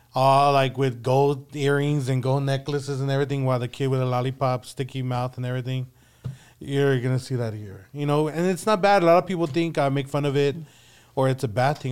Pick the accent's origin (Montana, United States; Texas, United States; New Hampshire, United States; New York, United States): Texas, United States; San Antonio; born and raised here in San Antonio.